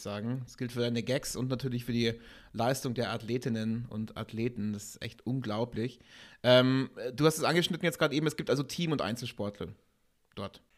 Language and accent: German; Augsburg, Bavaria, Germany; hier in Augsburg, meine Heimatstadt